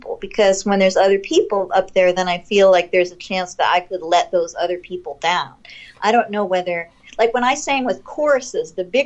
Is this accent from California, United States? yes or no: yes; Los Angeles, California, United States; I grew up like in West LA, like near UCLA